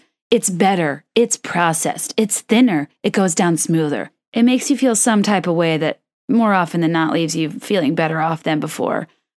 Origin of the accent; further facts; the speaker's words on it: Short Pump, Virginia, United States; And I grew up in Short Pump.